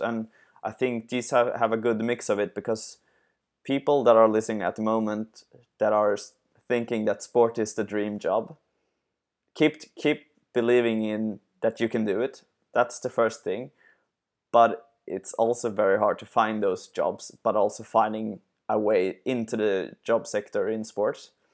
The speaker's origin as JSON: {"language": "English", "country": "Sweden", "said": "I'm from Sweden"}